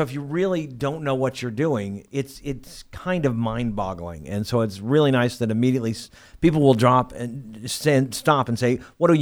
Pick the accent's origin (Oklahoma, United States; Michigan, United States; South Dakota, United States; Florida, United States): Oklahoma, United States; Oklahoma City; I grew up in Northwest Oklahoma City, and so that's my hood.